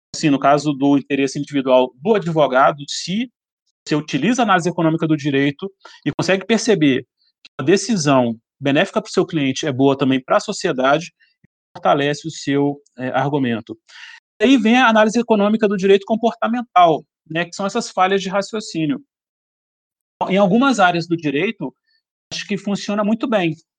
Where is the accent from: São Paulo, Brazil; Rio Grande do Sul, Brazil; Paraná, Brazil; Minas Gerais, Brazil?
Minas Gerais, Brazil; Belo Horizonte; now in Brasília, Brazil; eu sou de Belo Horizonte